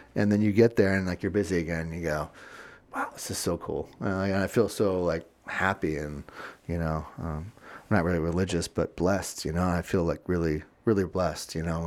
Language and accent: English; Florida, United States; also born or lived in Virginia; now in Chicago, United States; growing up in Florida